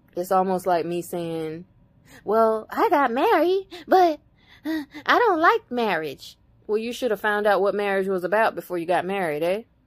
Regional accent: United States; I'm indigenous to America. I belong here

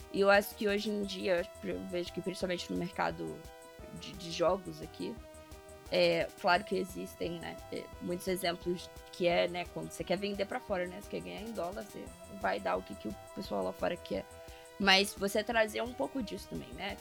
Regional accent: Brazil; nós brasileiros entendemos pela vivência de estar aqui todo dia

